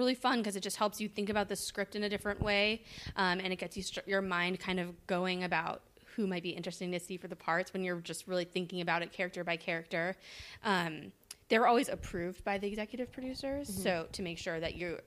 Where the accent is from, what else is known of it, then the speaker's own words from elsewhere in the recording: San Diego, California, United States; also born or lived in Montreal, Canada; I'm from Montreal, Canada, but I grew up in San Diego. I moved to San Diego when I was like 8.